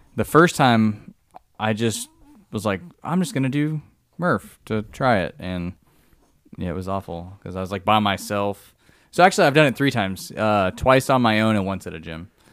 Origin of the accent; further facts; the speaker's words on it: San Diego, California, United States; moved away as an adult; also born or lived in Livermore, California / the US South; born in, uh, Livermore, which is up by San Francisco, but I grew up in San Diego